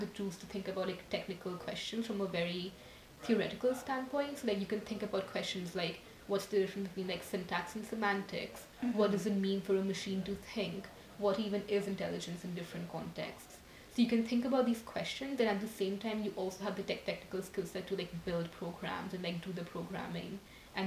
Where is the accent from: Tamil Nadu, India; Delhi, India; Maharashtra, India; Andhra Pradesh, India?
Delhi, India; New Delhi; moved away as an adult; now in United States; I'm from New Delhi, India. I came to America like when I was 18